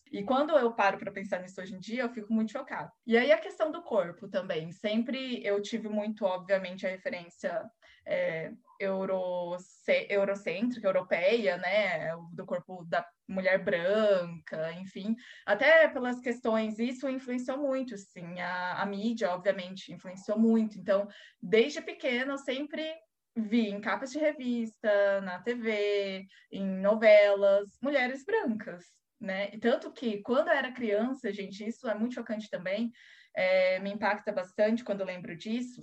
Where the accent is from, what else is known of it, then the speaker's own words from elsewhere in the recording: Londrina, Paraná, Brazil; sou aqui de Londrina, Paraná